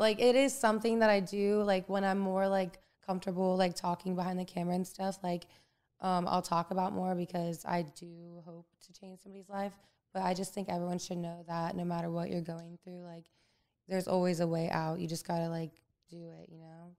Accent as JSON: {"language": "English", "region": "Florida", "country": "United States", "tie": "born or raised there", "also_born_or_lived": "Tarpon Springs, Florida", "moved": "as an adult", "lives_now": "Los Angeles, United States", "said": "growing up in Florida"}